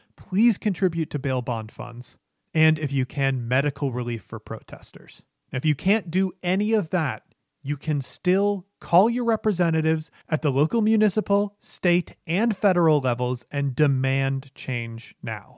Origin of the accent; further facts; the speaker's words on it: Chicago, Illinois, United States; my hometown of Chicago